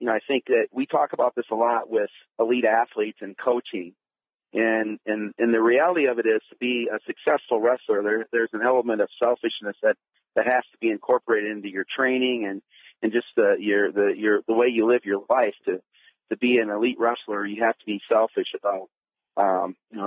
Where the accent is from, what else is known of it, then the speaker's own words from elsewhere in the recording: Boscobel, Wisconsin, United States; moved away; when I go back to my hometown, Bosco, Wisconsin